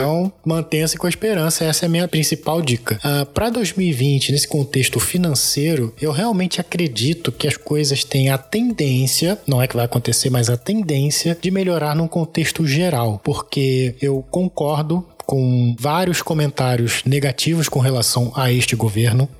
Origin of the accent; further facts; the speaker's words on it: Brazil; como bom brasileiro que sou